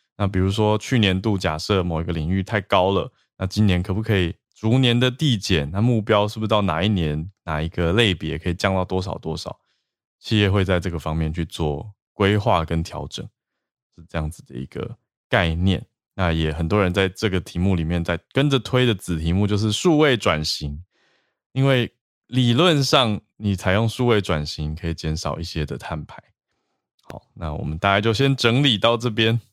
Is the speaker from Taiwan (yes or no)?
yes; Taiwan; 我们台湾人